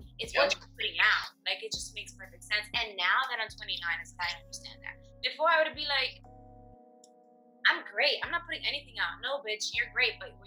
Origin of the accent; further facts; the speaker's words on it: New York, United States; we're from New York